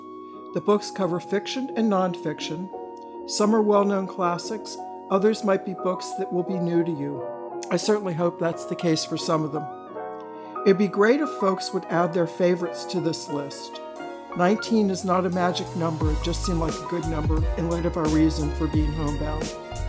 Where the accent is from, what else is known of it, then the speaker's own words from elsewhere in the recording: Maryland, United States; moved away as an adult; I grew up in Maryland. I went to college up north, and for a while I read pretty much only Southern authors as a part of my link to my Southern roots. Now, for me, those roots didn't become very deep, but I can still throw y'all, all y'all